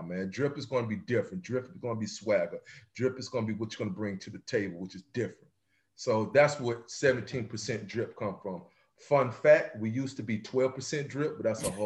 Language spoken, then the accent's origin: English; Mississippi, United States; moved away; I'm originally from Mississippi, so I chop and screw a lot of words